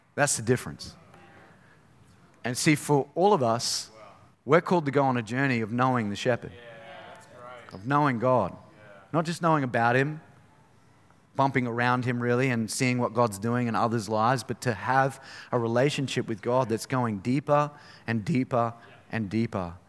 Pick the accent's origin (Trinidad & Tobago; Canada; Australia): Australia; Innisfail, Queensland; I grew up in Innisfail